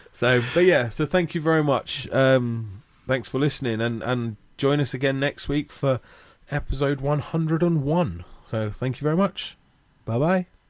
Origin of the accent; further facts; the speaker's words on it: Watford, East of England, United Kingdom; Growing up in Watford, uh, I used to go to all the Watford games